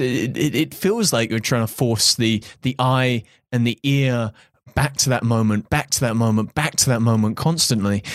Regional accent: United Kingdom; I'm British

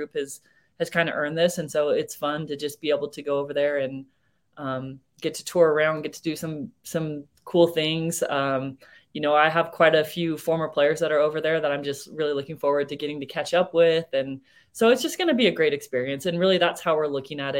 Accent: California, United States; now in Cedar City, United States; I'm from California, but I grew up on a cattle ranch

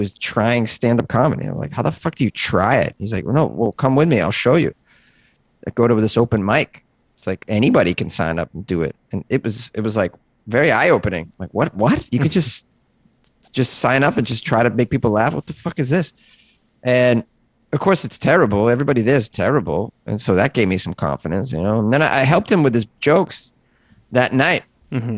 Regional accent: Massachusetts, United States; now in Los Angeles, United States; I started in Massachusetts, which is where I grew up.

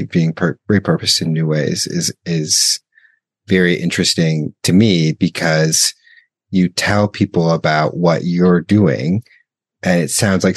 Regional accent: United States; someone like me growing up in the United States

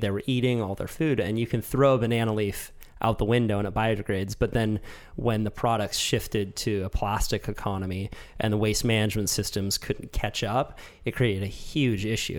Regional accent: United States; as an American

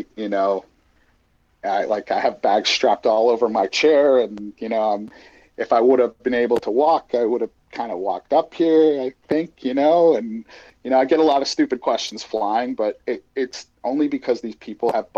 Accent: Edmonton, Alberta, Canada; born or raised there; also born or lived in Glasgow, Scotland; now in San Diego, United States

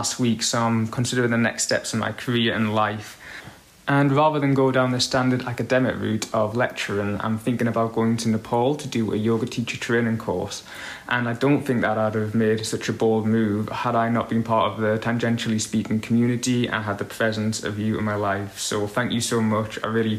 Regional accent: Sunderland, North East England, United Kingdom; I'm currently living and I'm from Sunderland, which is in the northeast of the UK.

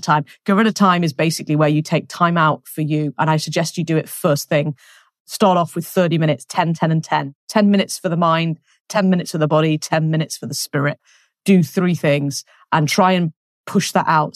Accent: England, United Kingdom; moved away as an adult; now in France; I'm English.

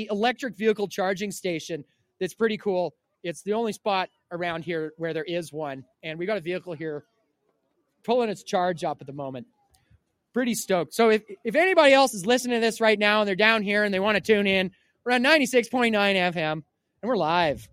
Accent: Cariboo, British Columbia, Canada; we are from the Caribou here

